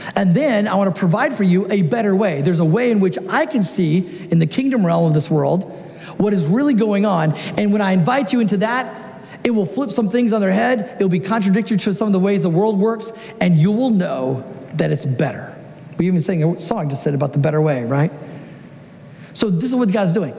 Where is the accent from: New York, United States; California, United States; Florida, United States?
California, United States; Southern; moved away as an adult; now in Oregon, United States; I am originally from Southern California, but for the last 13 years, I've had the great joy of living in Oregon.